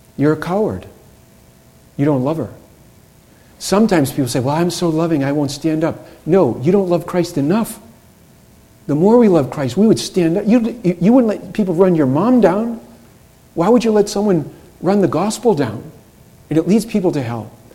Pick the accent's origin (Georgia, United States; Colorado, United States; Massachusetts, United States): Massachusetts, United States; Boston; I'm from Boston